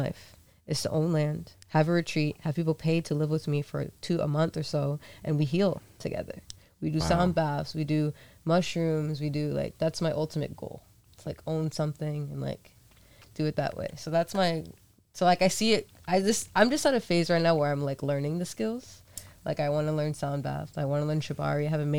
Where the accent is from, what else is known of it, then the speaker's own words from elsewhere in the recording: Fall River, Massachusetts, United States; back home in Fall River because we have huge warehouses with nobody in them.